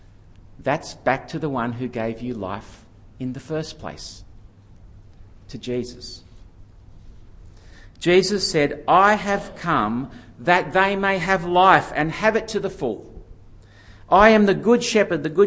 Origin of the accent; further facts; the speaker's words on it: Yenda, New South Wales, Australia; moved away as an adult; I came back to Yenda